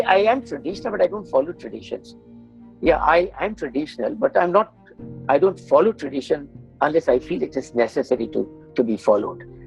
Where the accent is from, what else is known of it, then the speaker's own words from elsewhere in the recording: Bihar, India; moved away; also born or lived in Dubai / Africa; we hail from Bihar, very traditional normative society